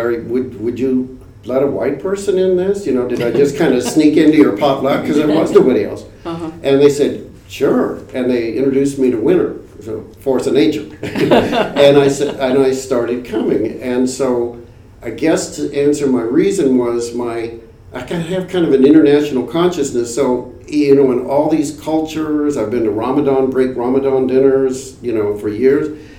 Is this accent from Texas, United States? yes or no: no; Topeka, Kansas, United States; I grew up in Topeka